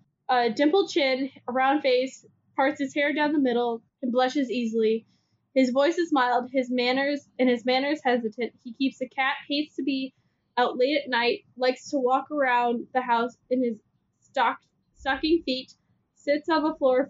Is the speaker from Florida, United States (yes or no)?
no; Cleveland, Ohio, United States; now in Cincinnati, United States; transferred to Cleveland. My hometown.